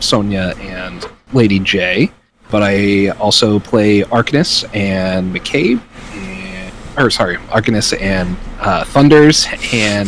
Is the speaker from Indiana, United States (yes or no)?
yes; Indianapolis, Indiana, United States; I am from Indianapolis, Indiana